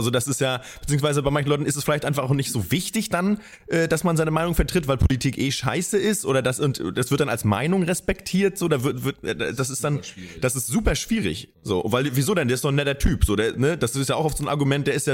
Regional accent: East Germany, Germany; Ich komme aus dem Osten

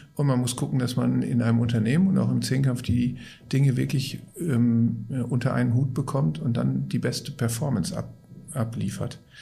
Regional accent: Gelsenkirchen, North Rhine-Westphalia, Germany; Ich komme aus, gebürtig aus Gelsenkirchen. Und ich vergleiche das immer damit, dass auf der Straße, auf der ich groß geworden bin, da gab es sieben Pommesbuden

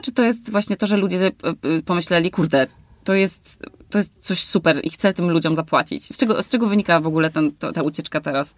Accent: Warmian-Masurian Voivodeship, Poland; moved away; ja jestem na przykład z Warmii

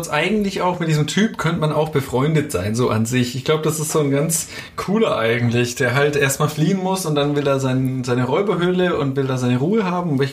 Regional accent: Stuttgart, Baden-Württemberg, Germany; born there; Ich bin zwar gebürtiger Stuttgarter, aber habe dann doch viel Zeit meines Lebens eher in so einer ländlichen Region äh, doch verbracht.

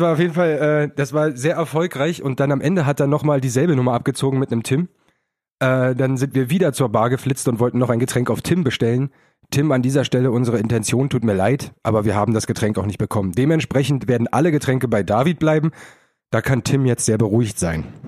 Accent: Berlin, Germany; als Berliner

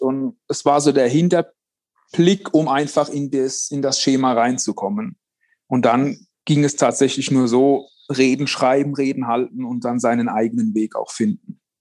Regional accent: Worms, Rhineland-Palatinate, Germany; bei uns in Worms

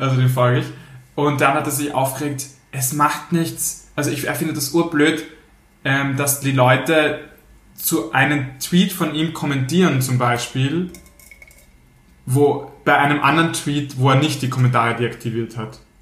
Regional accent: Austria; wir Österreich sind

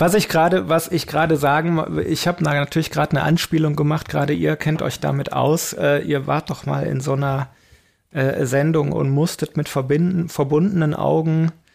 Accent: Belgium; moved away; also born or lived in Aachen; bei uns in Belgien

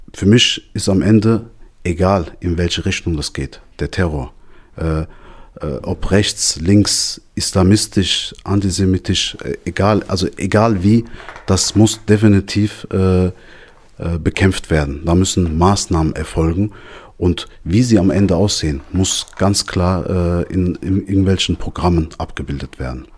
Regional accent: Darmstadt, Hesse, Germany; ich bin gebürtiger Darmstädter, ich bin in Darmstadt aufgewachsen

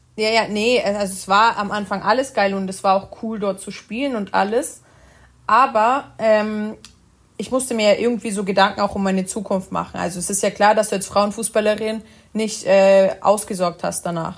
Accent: Germany; also born or lived in Italy; Ich bin aber in Deutschland groß geworden

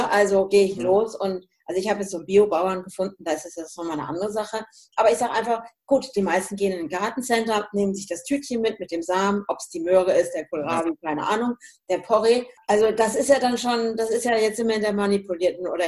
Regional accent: Hesse, Germany; now in Münsterland, Germany

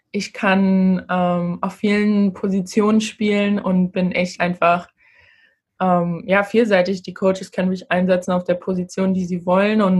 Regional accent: Berlin, Germany; also born or lived in Gambia; now in United States; Aber ich würde sagen, dass Berlin schon meine Heimat ist. Dadurch, dass ich einfach die meiste Zeit meiner Teenagerzeit da war. Aber jedes Mal, wenn ich da bin, möchte ich auch immer wieder nach Gambia und dann habe ich auch irgendwie wieder Heimweh nach den USA

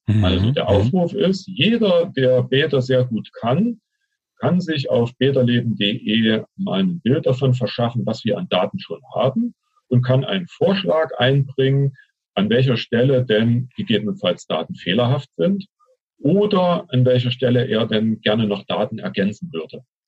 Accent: Thuringia, Germany; Ich bin Thüringer

